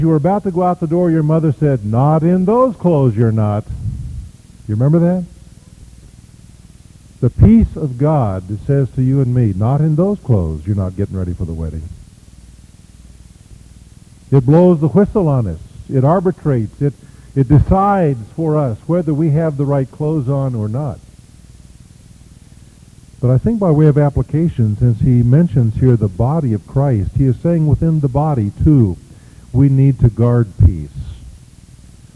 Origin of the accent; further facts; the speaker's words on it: Kansas, United States; I am from Kansas